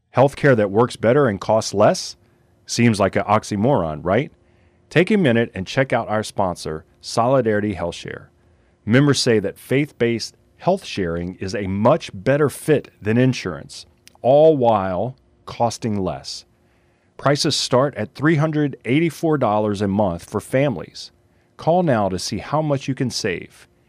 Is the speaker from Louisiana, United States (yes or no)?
yes; Lafayette, Louisiana, United States; Lafayette's, you know, we're, we're Cajun foodies down here